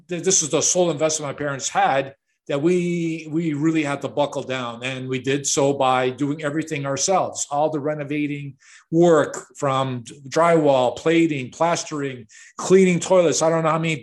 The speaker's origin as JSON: {"language": "English", "town": "Chicago", "region": "Illinois", "country": "United States", "tie": "born or raised there", "said": "I'm a product of the 1960s, and I grew up in Chicago"}